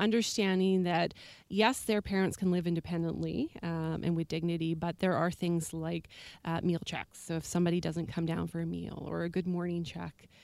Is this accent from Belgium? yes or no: no; Alberta, Canada; now in Victoria, Canada; I myself am originally from Alberta